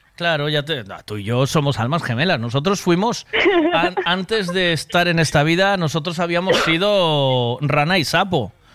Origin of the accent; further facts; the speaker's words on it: Tui, Galicia, Spain; Yo soy de Tui